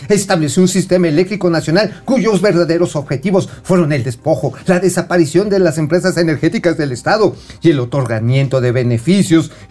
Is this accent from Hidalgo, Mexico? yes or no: yes; Tula, Hidalgo, Mexico; now in Valle de México, Mexico; de allá, de, donde yo soy, de Tula. De Tula